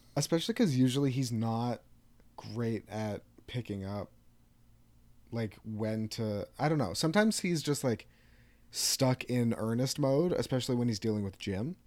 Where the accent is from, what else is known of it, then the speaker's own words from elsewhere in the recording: Canada; We're Canadian.